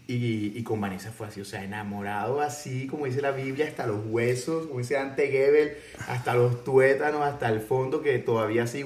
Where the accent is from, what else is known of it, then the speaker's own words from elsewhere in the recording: El Salvador; El Salvador.